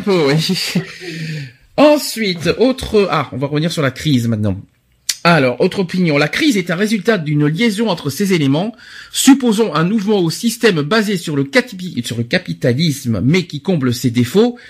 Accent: France; chez nous en France

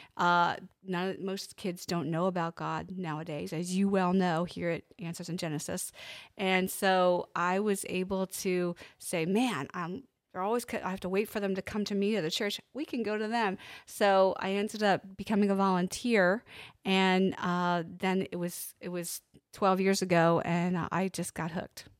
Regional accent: Pennsylvania, United States; I'm from Pennsylvania

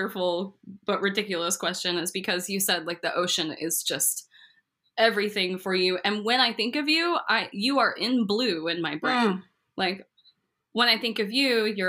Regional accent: Texas, United States; moved away as an adult; also born or lived in San Diego, California; I'm like Texan, just moved there.

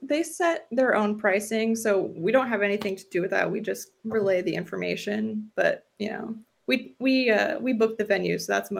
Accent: Florida, United States; I'm actually from Florida

